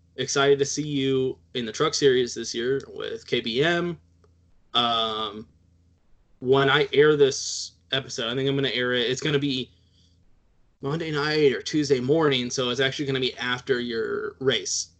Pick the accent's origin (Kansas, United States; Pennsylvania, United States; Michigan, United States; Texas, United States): Texas, United States; I'm Texan, so I'm like halfway Mexican already